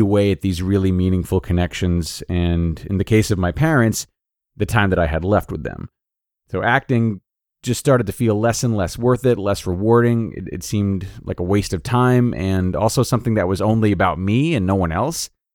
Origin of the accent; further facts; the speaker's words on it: Rhode Island, United States; moved away as an adult; also born or lived in Los Angeles; I am from Rhode Island